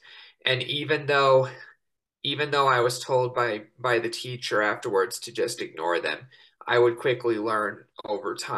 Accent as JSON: {"language": "English", "town": "Estes Park", "region": "Colorado", "country": "United States", "tie": "born or raised there", "said": "in my hometown of Estes Park, Colorado"}